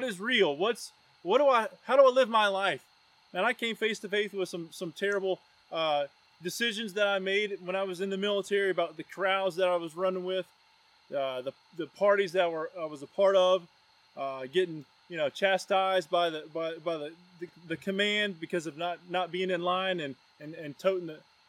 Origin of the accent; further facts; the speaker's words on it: Roanoke, Virginia, United States; also born or lived in Knoxville, Tennessee; Roanoke, Virginia, my hometown.